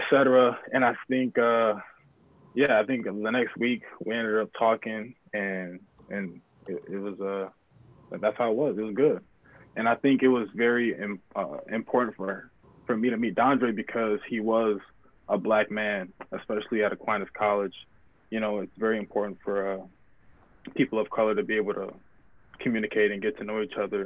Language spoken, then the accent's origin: English; Grand Rapids, Michigan, United States; I was born and raised in Grand Rapids.